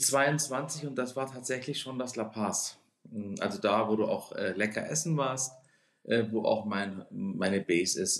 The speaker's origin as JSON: {"language": "German", "town": "Konstanz", "region": "Baden-Württemberg", "country": "Germany", "tie": "born or raised there", "moved": "as an adult", "lives_now": "Hamburg, Germany", "said": "Ursprünglich bin ich geboren in Konstanz am Bodensee, also ein Badenser ganz gar nicht so weit weg von euch"}